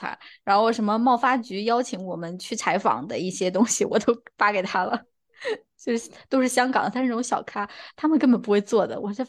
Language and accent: Chinese; Beijing, China; 他那个同事一听我们的口音，就说：“哎呀，你们也是北京人啊？怎么回事儿？就是大家都是北京人。